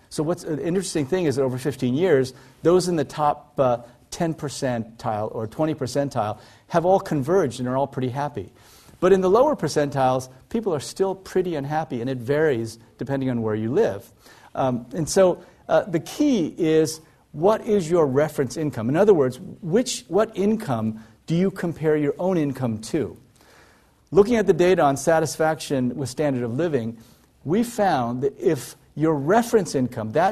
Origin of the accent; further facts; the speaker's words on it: South Korea; born there; I was born in South Korea in 1959.